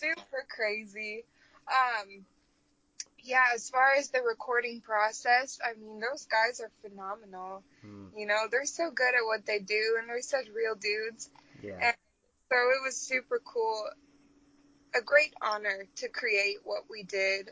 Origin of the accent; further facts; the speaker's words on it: Brainerd, Minnesota, United States; my hometown, Brainerd, Minnesota